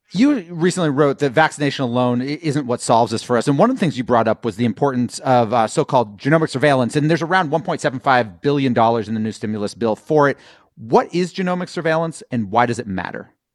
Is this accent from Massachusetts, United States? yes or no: yes; Massachusetts, United States; My home state of Massachusetts